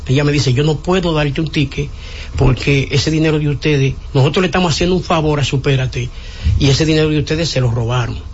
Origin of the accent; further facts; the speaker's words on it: Santo Domingo Norte, Distrito Nacional, Dominican Republic; Soy de Santo Domingo Norte